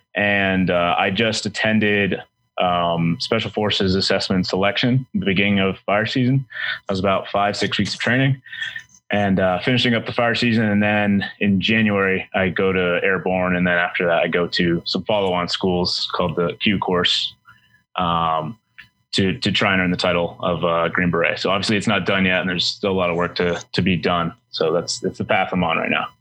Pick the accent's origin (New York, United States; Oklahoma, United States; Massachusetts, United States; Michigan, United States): Massachusetts, United States; Boston; moved away; I'm from Boston originally